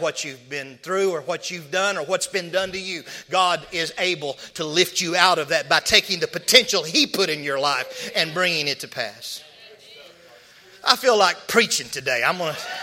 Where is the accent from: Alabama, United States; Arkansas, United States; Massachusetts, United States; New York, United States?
Arkansas, United States; I'm from Arkansas